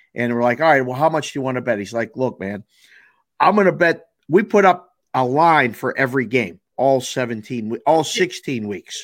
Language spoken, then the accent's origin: English; Pittsburgh, Pennsylvania, United States; now in Las Vegas, United States; I'm from Pittsburgh